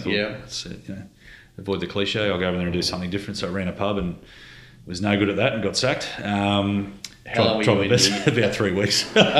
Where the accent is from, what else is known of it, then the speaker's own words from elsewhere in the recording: Gold Coast, Queensland, Australia; I say I'm from the Gold Coast with some trepidation because I certainly didn't fit culturally with the Gold Coast way of life.